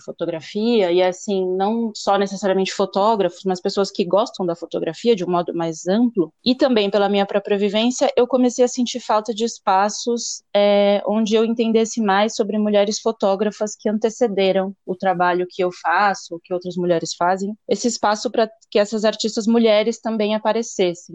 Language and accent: Portuguese; São Paulo, Brazil; eu sou de São Paulo